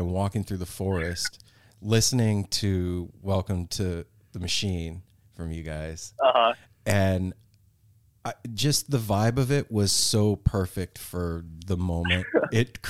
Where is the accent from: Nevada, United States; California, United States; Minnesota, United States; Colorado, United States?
Nevada, United States; Las Vegas; moved away as an adult; now in Pacific Northwest, United States; growing up and living in Vegas, I never felt at home there.